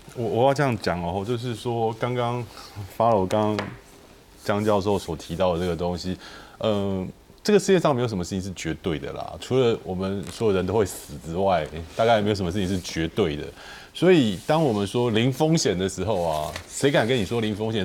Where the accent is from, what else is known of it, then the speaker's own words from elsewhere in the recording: Taiwan; 台湾人从小吃抗生素、鸡、抗生素、猪，我们都是这样长大的